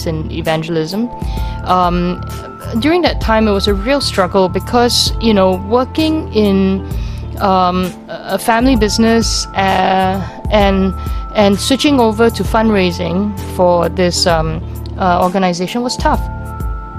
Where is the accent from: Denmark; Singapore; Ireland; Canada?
Singapore; I'm Singaporean.